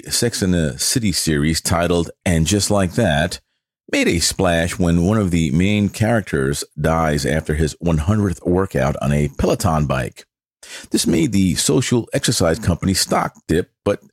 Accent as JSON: {"language": "English", "town": "New York City", "region": "New York", "country": "United States", "tie": "born or raised there", "moved": "as an adult", "said": "growing up in the Bronx like I did"}